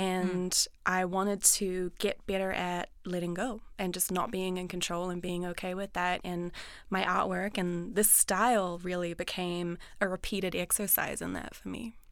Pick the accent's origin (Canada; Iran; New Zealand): New Zealand; growing up in New Zealand, the ocean is all around us